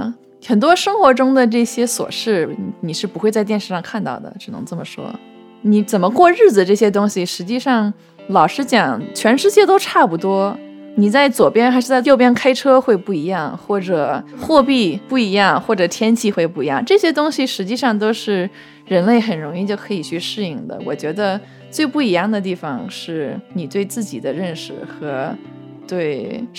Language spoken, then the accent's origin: Chinese; Beijing, China; also born or lived in United States; 我毕竟是北京出生，而且部分时间在北京长大的一个人，这一点，就算我不会说中文，你也不能从我这里拿走，对吧？而且你看看我父母也都是中国人